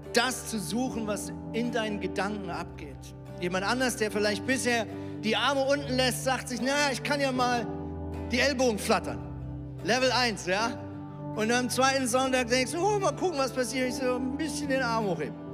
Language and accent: German; Lemgo, North Rhine-Westphalia, Germany; moved away as an adult; also born or lived in Switzerland; now in Hamburg, Germany; ich bin ja in Lemgo aufgewachsen